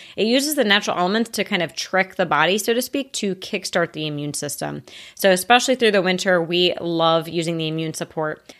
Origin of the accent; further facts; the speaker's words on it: United States; As an American